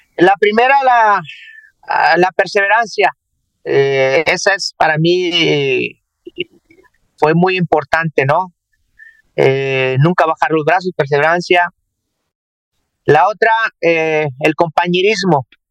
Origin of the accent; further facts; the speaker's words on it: Jarocho, Veracruz, Mexico; now in Monterrey, Mexico; como todo jarocho, eh, enojón, peleonero